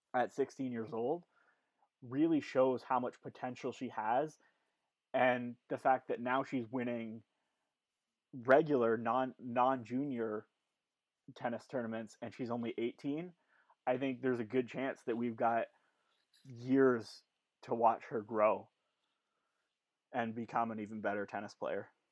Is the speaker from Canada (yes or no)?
yes; Canada; we're Canadian, we love our country